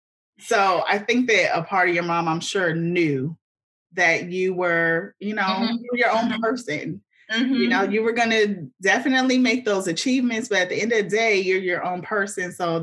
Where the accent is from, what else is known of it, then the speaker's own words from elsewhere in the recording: Tampa, Florida, United States; So I'm from Tampa